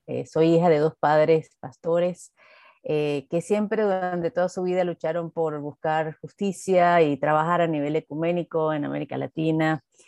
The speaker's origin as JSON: {"language": "Spanish", "country": "Venezuela"}